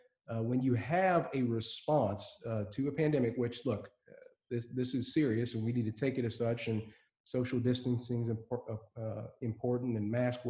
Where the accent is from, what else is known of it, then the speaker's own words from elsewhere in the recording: Elizabethtown, Kentucky, United States; I grew up in Elizabethtown, E-Town for short, Hardin County, you know, small community.